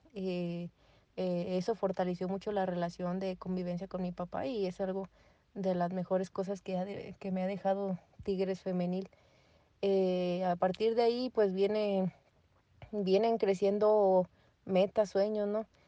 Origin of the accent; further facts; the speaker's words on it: Guanajuato, Mexico; soy de Guanajuato